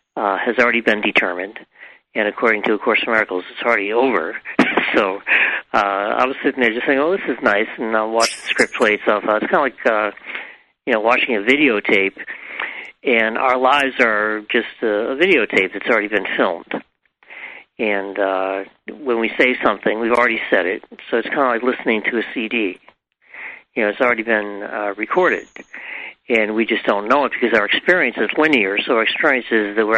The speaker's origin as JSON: {"language": "English", "region": "New England", "country": "United States", "tie": "born or raised there", "said": "I grew up in New England"}